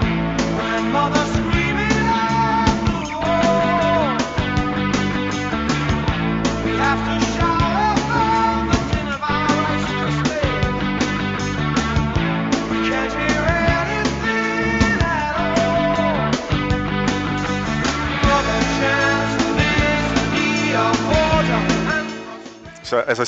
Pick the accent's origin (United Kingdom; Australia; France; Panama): Australia